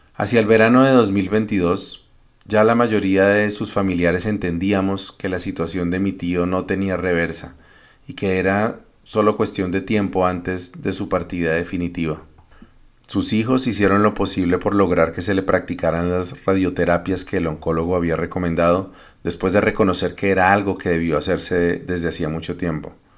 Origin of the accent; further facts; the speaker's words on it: Colombia; moved away as an adult; now in Canada; Me fui de Colombia frustrado por el fracaso del plebiscito por la paz en 2016